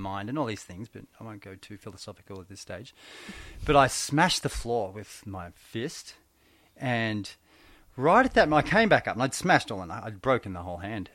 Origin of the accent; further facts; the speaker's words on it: Benalla, Victoria, Australia; I grew, I actually grew up in Benalla, Victoria, country